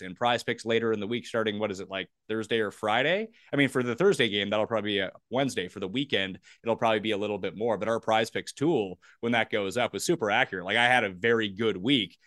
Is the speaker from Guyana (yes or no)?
no; Canada; being Canadian